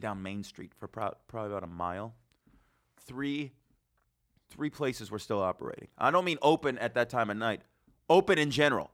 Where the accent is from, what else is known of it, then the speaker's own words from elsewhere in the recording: Las Vegas, Nevada, United States; moved away as an adult; now in New York, United States; I'm from Vegas.